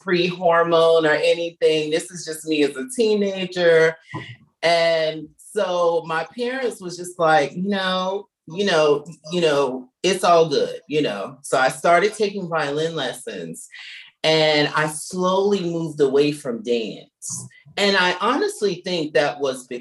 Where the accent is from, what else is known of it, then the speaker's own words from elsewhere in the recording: Norfolk, Virginia, United States; moved away; I'm from Norfolk, Virginia. I'm a born and raised Virginian